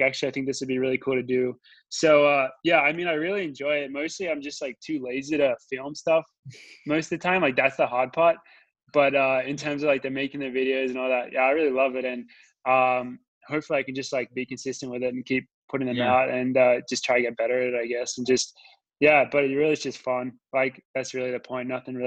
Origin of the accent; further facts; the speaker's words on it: Australia; I'm from Australia